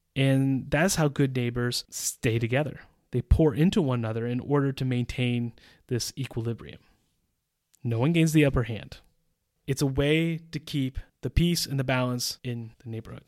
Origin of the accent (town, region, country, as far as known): United States; moved away as an adult; now in Central Europe